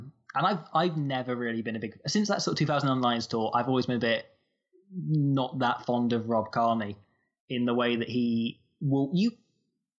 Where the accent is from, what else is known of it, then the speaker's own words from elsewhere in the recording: Nottingham, East Midlands, United Kingdom; I grew up in Nottingham